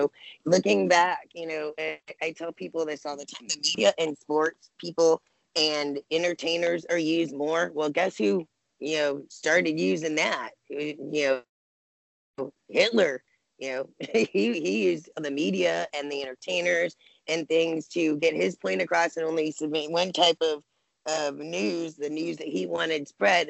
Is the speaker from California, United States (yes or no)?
no; Arizona, United States; it's my home state